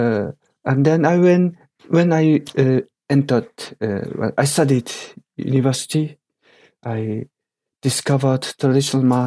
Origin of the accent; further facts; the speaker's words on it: Japan; English is a second language; I was born in Japan with my Japanese parents, and I grown up and educated totally in Japan as common Japanese